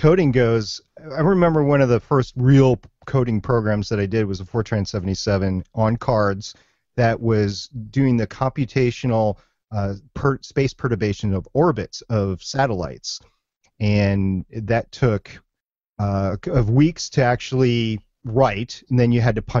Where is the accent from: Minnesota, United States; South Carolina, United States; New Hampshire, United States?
Minnesota, United States; I grew up in Minnesota, so it's WCCO 830.